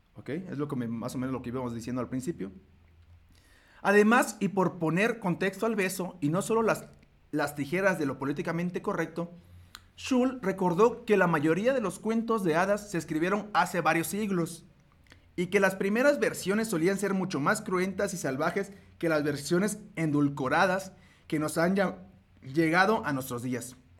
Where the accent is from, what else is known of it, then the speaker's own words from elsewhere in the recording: Mexico; este orgullo que tenemos nosotros como mexicanos, yo soy mexicano